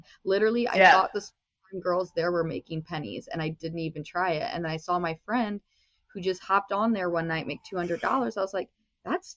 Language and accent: English; South Bend, Indiana, United States; also born or lived in Las Vegas; now in Los Angeles, United States; I'm originally from South Bend, Indiana